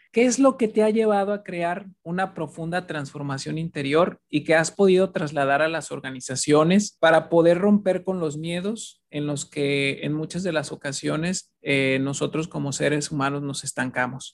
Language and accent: Spanish; Mexico; esa gran alta autoestima que tenemos como mexicanos